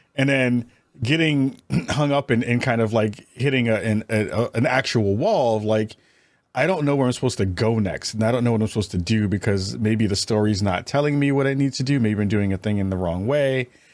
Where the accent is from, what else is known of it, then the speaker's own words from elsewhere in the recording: New York, United States; I'm from New York